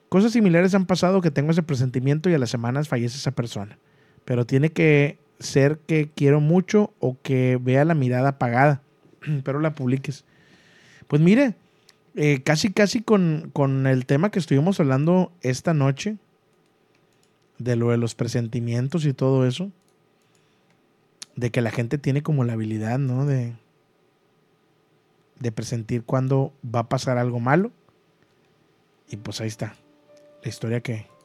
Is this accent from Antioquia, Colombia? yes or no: no; Cundinamarca, Colombia; Soy de Colombia, pero te quiero contar algo que me pasó. No sé si será un don o no sé. Yo viví mi infancia en un pueblo cerca de Bogotá a dos horas en una finca.